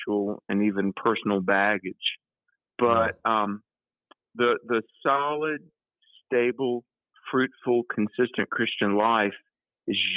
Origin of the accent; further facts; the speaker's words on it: North Carolina, United States; my home state of North Carolina